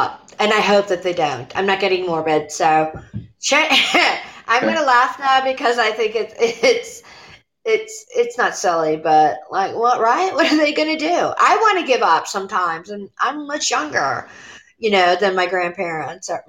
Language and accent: English; Illinois, United States; now in Pittsburgh, United States; I'm Illinois native